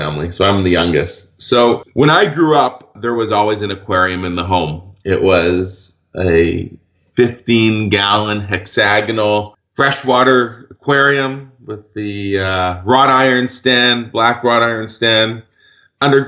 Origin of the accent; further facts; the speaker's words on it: Vancouver, British Columbia, Canada; I grew up in Vancouver, British Columbia